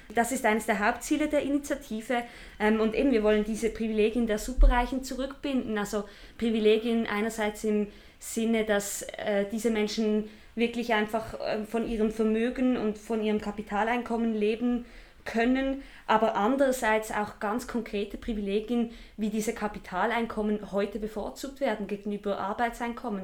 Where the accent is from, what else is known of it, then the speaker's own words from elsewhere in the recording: Basel-Landschaft, Switzerland; Ich komme aus dem Kanton Basel-Land